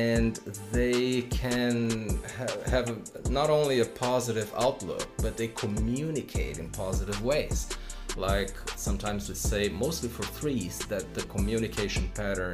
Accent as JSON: {"language": "English", "country": "Brazil", "said": "most of the time in Brazil, my home country"}